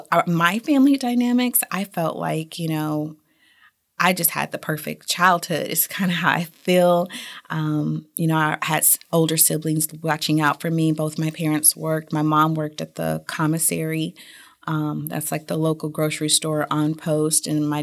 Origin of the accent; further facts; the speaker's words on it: United States; Germany was a little different from how I grew up in the United States.